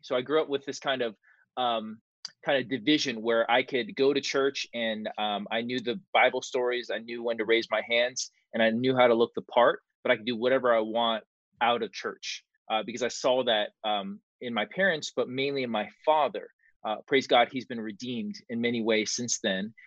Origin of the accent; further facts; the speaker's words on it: Marietta, Georgia, United States; also born or lived in California; we moved into a suburb called Mar- uh, a city called Marietta, Georgia